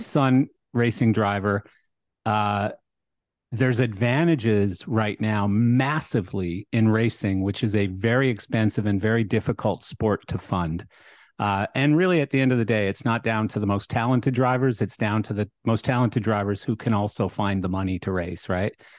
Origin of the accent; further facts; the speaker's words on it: Canada; moved away; I'm Canadian, so I have a lot of liberal views as well, you know, that's just how I was born and raised